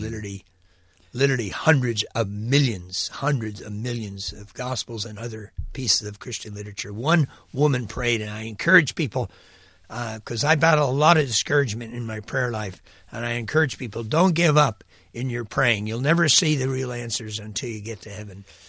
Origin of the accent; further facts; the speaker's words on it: United States; moved away as an adult; also born or lived in Mexico; my hometown was a needy place, New York